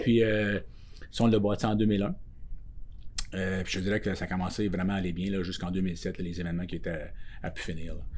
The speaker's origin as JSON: {"language": "French", "town": "Pointe-aux-Chênes", "region": "Quebec", "country": "Canada", "said": "nous autres, on vient de Pointe-aux-Chênes"}